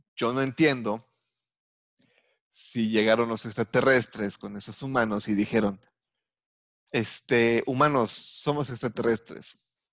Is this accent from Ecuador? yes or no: no; Mexico; soy mexicano